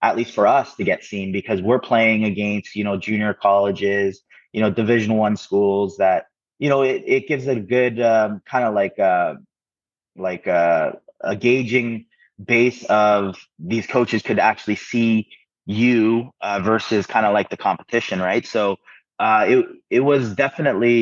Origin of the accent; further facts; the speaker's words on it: Ontario, Canada; growing up in Canada, it was a little different, especially in the 90s, 2000s.